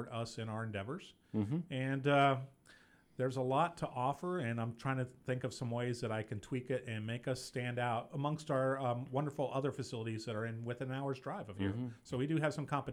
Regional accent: Kansas City, Missouri, United States; moved away; I originally grew up in Kansas City, Missouri

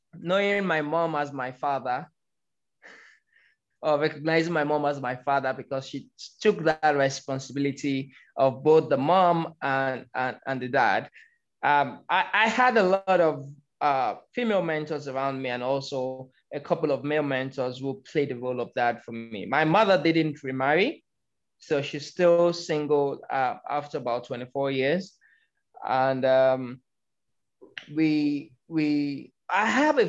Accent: Lagos, Nigeria; moved away as an adult; now in Abuja, Nigeria; I am originally from Lagos. I grew up in Lagos, moved to Abuja about 11 years ago

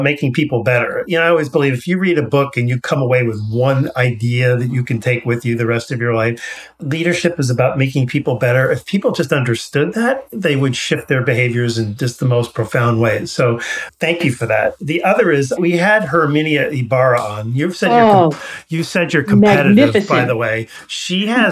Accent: Garden City, New York, United States; now in California, United States; I grew up in New York

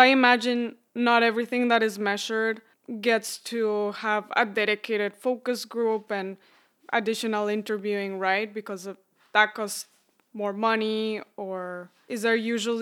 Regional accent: Mexico; I'm from Mexico.

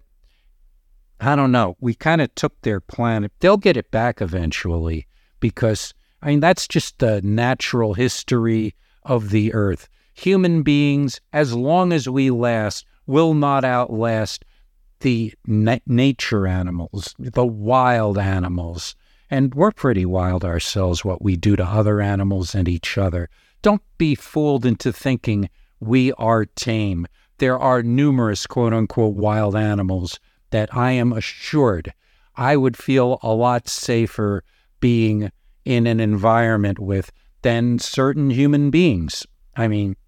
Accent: United States; I grew up outside of New York

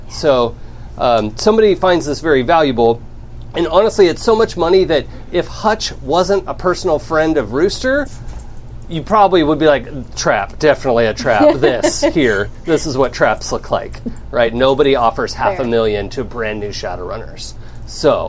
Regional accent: Seattle, Washington, United States; I'm from Seattle originally

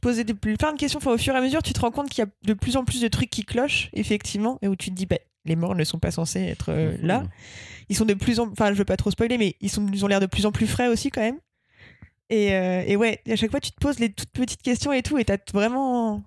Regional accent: Rouen, Normandy, France; moved away; je viens de Rouen

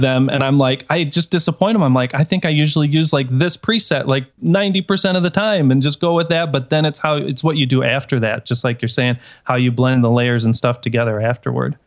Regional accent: Detroit, Michigan, United States; now in Chicago, United States; I'm originally from Detroit

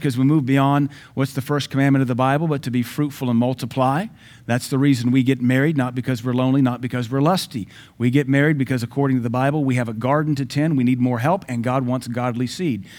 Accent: the South, United States; I'm from the South, though I've lived all over America. I'm from the South.

